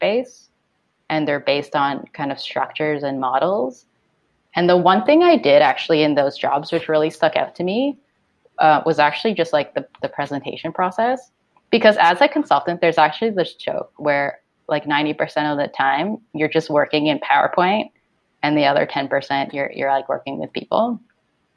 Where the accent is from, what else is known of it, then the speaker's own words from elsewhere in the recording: Toronto, Ontario, Canada; also born or lived in Hong Kong; I was born in Hong Kong, but I grew up here in Toronto